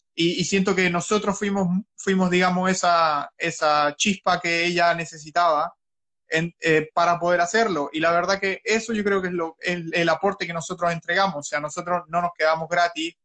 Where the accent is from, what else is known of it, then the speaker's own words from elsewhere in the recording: Talcahuano, Biobío, Chile; moved away as an adult; now in Australia; soy de Talcahuano, del el mejor puerto de Chile